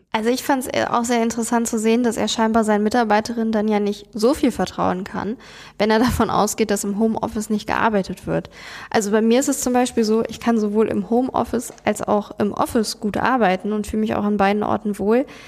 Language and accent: German; Germany; bei uns in Deutschland